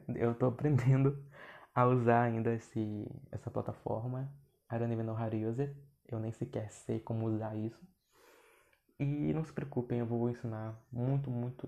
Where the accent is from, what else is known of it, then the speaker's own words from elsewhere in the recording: Brazil; accent: Brazilian accent in English; eu tenho sotaque brasileiro no inglês